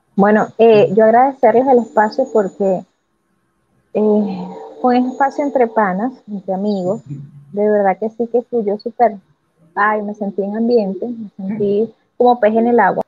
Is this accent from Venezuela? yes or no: yes; Venezuela; moved away; mi país